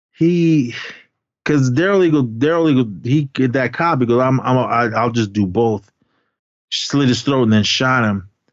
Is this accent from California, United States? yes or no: yes; Oakland, California, United States; also born or lived in Berkeley, California; my hometown in uh, in Oakland